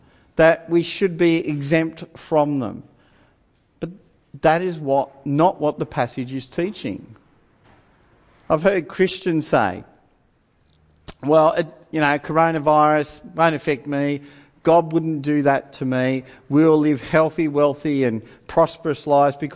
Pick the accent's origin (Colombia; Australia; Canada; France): Australia; I'm an Australian